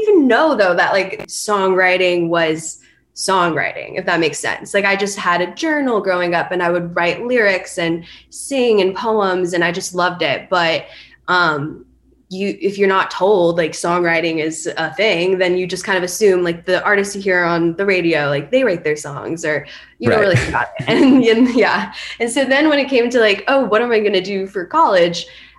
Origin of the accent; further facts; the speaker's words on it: Thousand Oaks, California, United States; moved away as an adult; now in Nashville, United States; I'm actually from just north of LA, city called Thousand Oaks